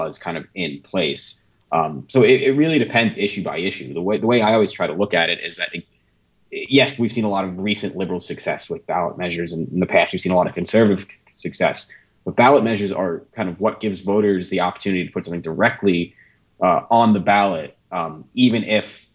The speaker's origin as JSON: {"language": "English", "region": "New York", "country": "United States", "said": "I'm a New Yorker, I'm an East Coaster."}